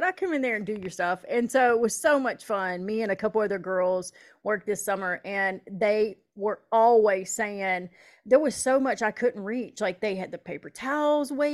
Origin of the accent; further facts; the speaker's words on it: Southeast, United States; now in Northeast Iowa, United States; I'm from the Southeast